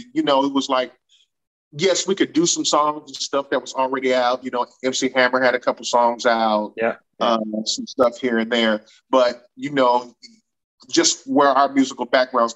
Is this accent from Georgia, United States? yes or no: no; Kansas City, Missouri, United States; Grew up on the Missouri side, grew up in a church